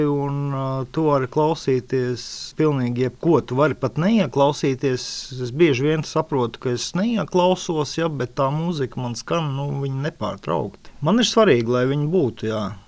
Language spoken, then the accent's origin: Latvian; near Jelgava, Zemgale, Latvia; es pats esmu netālu no Jālgavas